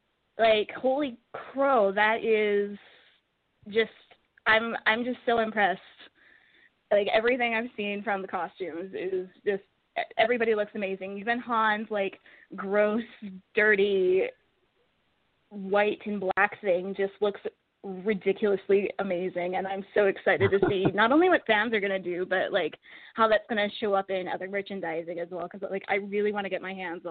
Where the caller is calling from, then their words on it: Edmonton, Alberta, Canada; I'm calling from Edmonton, Canada.